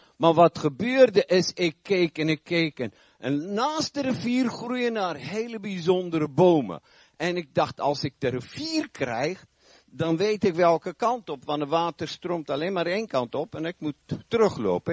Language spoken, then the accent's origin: Dutch; South Africa; now in Netherlands; Ik heb een eh, wat vreemde tongval. Ik kom oorspronkelijk uit Zuid-Afrika. Woon al vrij lang hier